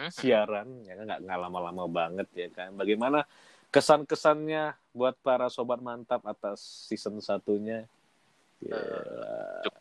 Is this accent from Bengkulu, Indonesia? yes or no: yes; Bengkulu, Indonesia